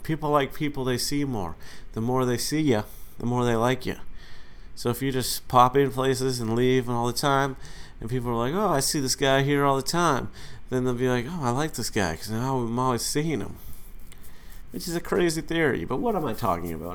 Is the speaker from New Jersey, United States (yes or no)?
no; Massachusetts, United States; now in New York City, United States; my home state of Massachusetts